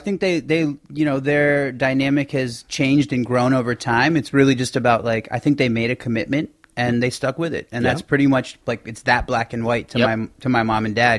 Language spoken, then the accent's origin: English; Maryland, United States; also born or lived in Baltimore, Maryland / Columbia, Maryland / Gaithersburg, Maryland; I was born in Baltimore, Maryland, mm-hmm. then lived in Columbia